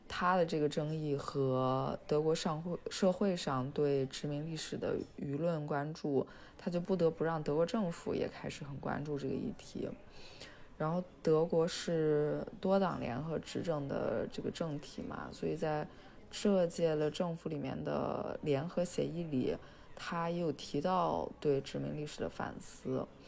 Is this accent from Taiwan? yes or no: no; Qingdao, Shandong, China; now in Berlin, Germany; 我家是青岛的嘛